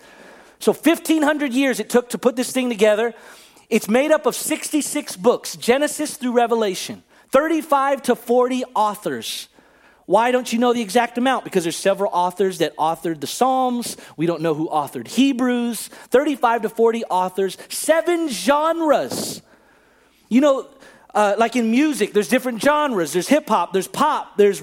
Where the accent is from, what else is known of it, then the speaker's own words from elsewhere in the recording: Bay Area, California, United States; a simple Filipino kid, 40 years old, growing up in the Bay Area